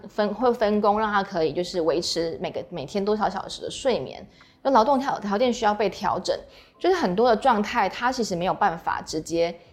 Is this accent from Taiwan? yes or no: yes; Taiwan; 说他的病假是跟我们台湾人一样